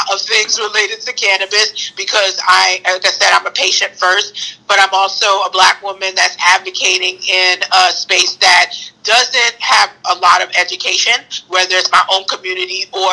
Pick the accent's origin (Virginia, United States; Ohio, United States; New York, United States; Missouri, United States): New York, United States; New York City; I'm from Brooklyn